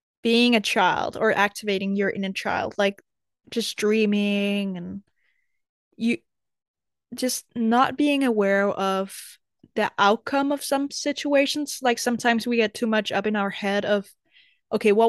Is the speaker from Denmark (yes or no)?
yes; Denmark; also born or lived in America; I was ready to leave Denmark to move to America